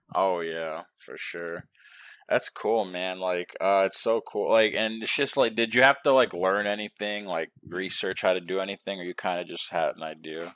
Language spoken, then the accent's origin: English; New York, United States; now in Texas, United States; I'm from New York